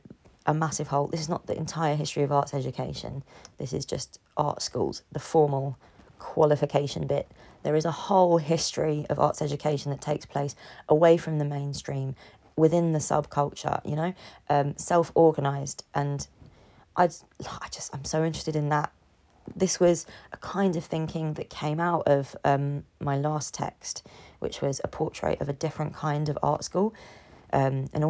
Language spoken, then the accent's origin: English; London, United Kingdom; London is a city I implicitly care about and am more able to speak about because I'm in it. It's my hometown.